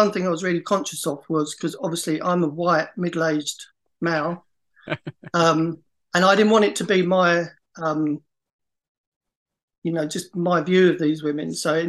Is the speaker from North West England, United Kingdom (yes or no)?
no; Essex, East of England, United Kingdom; so the whole of Essex and not all from like my hometown.